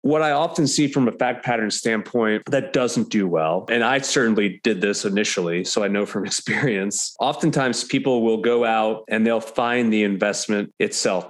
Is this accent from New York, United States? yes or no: yes; New York, United States; moved away as an adult; also born or lived in Connecticut; now in Nashville, United States; I'm a New Yorker originally